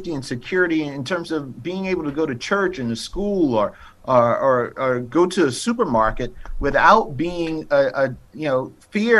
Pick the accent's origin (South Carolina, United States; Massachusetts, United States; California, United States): South Carolina, United States; I live in South Carolina. I grew up in South Carolina